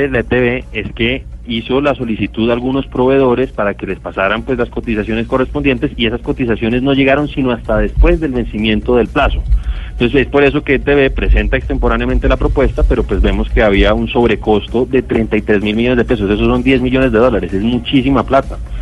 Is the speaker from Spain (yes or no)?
no; Colombia; como colombiano